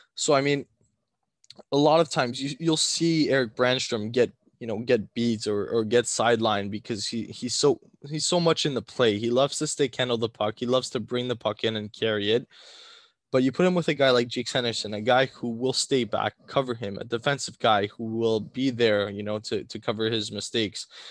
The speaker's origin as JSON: {"language": "English", "town": "Ottawa", "region": "Ontario", "country": "Canada", "said": "we're from Ottawa"}